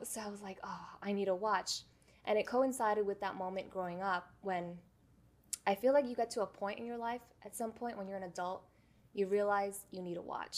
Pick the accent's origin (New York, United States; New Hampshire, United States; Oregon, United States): New York, United States; New York City; born and raised in New York